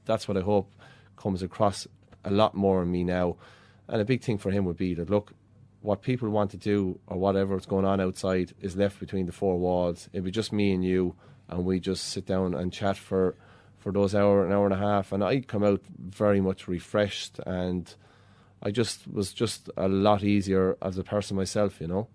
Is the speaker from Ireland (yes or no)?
yes; Ballyhale, Leinster, Ireland; when I was a boy growing up in Ballyhale